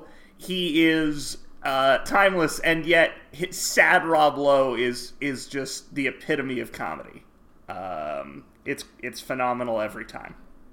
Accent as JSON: {"language": "English", "region": "California", "country": "United States", "tie": "born or raised there", "said": "I was born in California"}